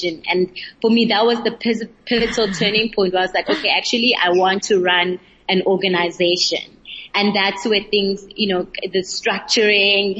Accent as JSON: {"language": "English", "town": "East London", "region": "Eastern Cape", "country": "South Africa", "said": "From the Eastern Cape, London"}